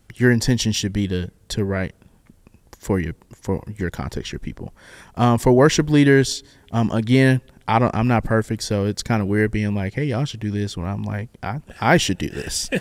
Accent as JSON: {"language": "English", "region": "the South", "country": "United States", "said": "I'm black and I'm from the South"}